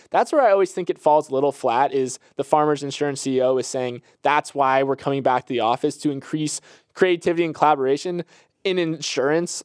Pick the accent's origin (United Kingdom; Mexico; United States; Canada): United States; Florida; I'm from Florida